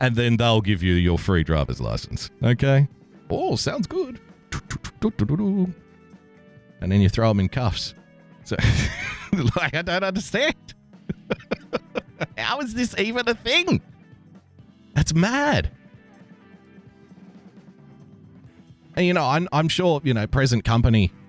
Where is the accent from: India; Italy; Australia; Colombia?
Australia; I'm an Australian